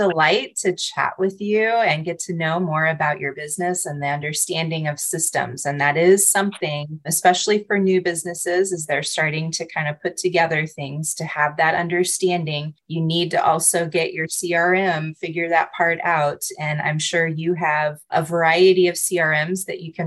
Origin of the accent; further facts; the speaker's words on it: St. Louis, Missouri, United States; moved away as an adult; now in Arizona, United States; I'm from the St. Louis area